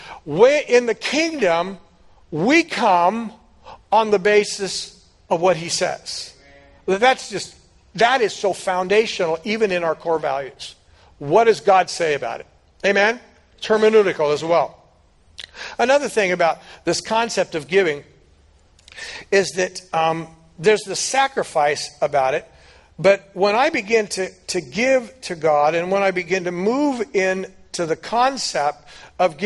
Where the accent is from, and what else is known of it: United States